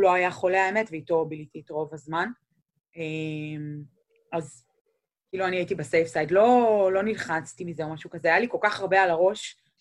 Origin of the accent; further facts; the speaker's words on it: Israel; now in Cleveland, United States; אנחנו ישראלים